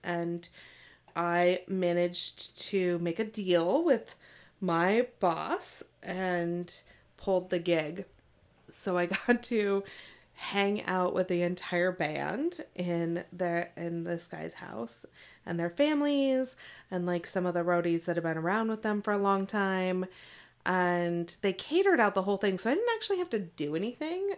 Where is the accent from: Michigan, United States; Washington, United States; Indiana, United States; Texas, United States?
Washington, United States; Seattle; I was from Seattle